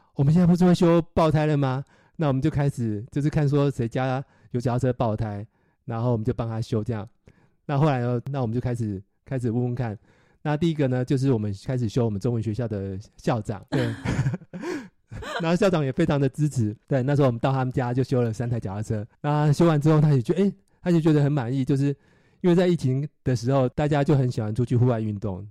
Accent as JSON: {"language": "Chinese", "region": "Nantou County", "country": "Taiwan", "tie": "born or raised there", "moved": "as an adult", "lives_now": "Silicon Valley, United States", "said": "我是在台湾，呃，独生独长的南投人，到戏谷现在生活差不多二十年。之前的正职是，呃，戏谷的工程师"}